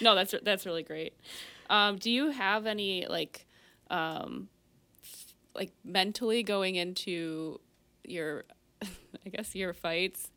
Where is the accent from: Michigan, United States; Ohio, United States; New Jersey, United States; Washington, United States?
Michigan, United States; Marine City; I grew up in Marine City